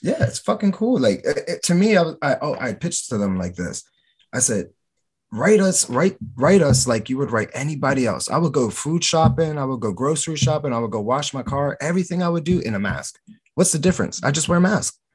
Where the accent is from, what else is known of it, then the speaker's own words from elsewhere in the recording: Camden, New Jersey, United States; moved away as an adult; I'm from Camden, New Jersey